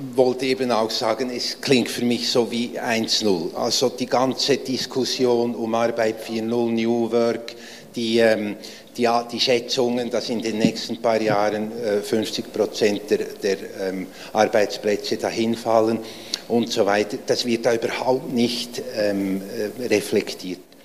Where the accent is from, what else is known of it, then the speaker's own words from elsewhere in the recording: Switzerland; ich bin aus der Schweiz, wie man hört.